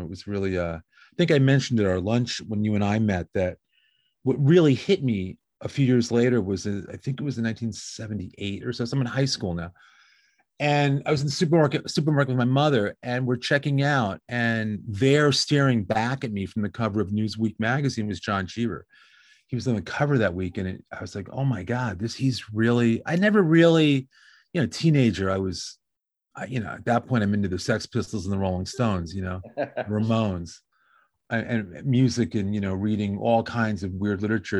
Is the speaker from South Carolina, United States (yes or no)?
no; Westchester County, New York, United States; now in Long Beach, United States; I grew up in New York, about an hour north of New York City in a place called Westchester County